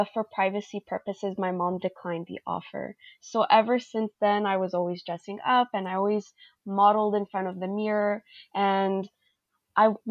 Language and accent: English; Montreal, Quebec, Canada; I am a 21-year-old from Montreal, Quebec, Canada